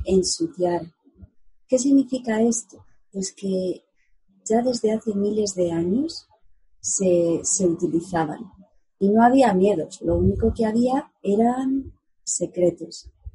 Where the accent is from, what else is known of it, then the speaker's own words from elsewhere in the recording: Segovia, Castile and León, Spain; en Segovia, mi ciudad natal, lo llamamos tete